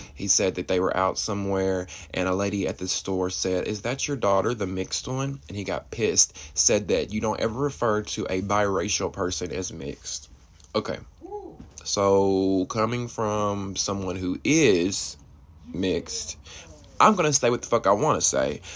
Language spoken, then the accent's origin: English; Alabama, United States; I'm from Alabama